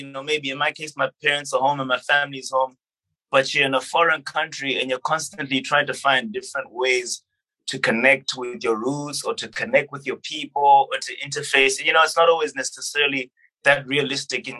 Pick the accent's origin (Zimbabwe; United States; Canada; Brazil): Zimbabwe; when I was growing up in Zimbabwe, I traveled, and we traveled as a family